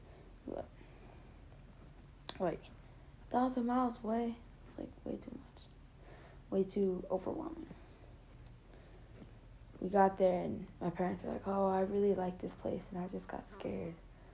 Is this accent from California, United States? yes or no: yes; California, United States; I'm from California, man.